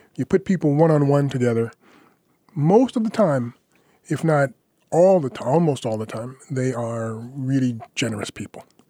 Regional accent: United States; moved away as an adult; now in France; I'm an American. I was born here.

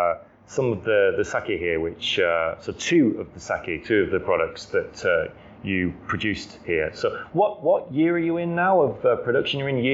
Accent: United Kingdom; moved away as an adult; also born or lived in Japan; I'm here in my home country, actually, in the UK.

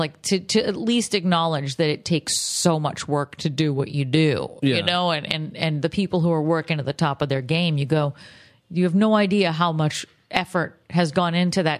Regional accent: Boston, Massachusetts, United States; that's the thing with Boston, too, is, like, I love my hometown because, you know, not a lot of people who grew up there, when you move away, like it

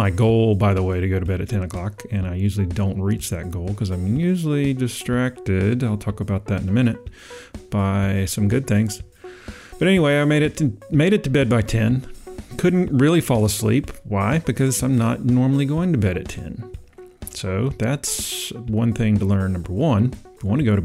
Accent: Georgetown, South Carolina, United States; moved away; my hometown, Georgetown, South Carolina

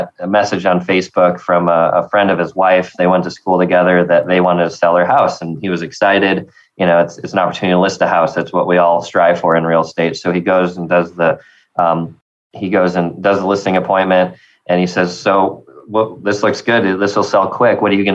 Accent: the North, United States; now in Tennessee, United States; as a Yankee, you know, they make fun of me for being a Northerner.

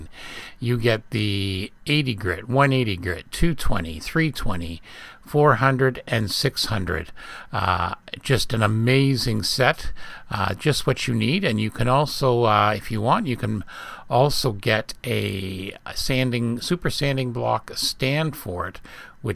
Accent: England, United Kingdom; moved away; where I was born in England, they had the ferry service across the Isle of Wight

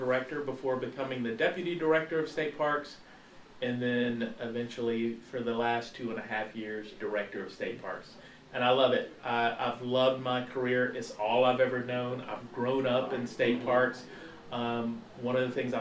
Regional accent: Paris, Texas, United States; my hometown of Paris, Texas

